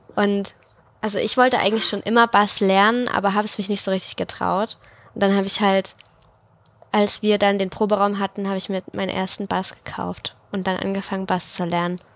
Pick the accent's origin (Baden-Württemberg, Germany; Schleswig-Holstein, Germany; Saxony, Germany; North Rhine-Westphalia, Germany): Saxony, Germany; the Chemnitz region; ich komme aus der Region.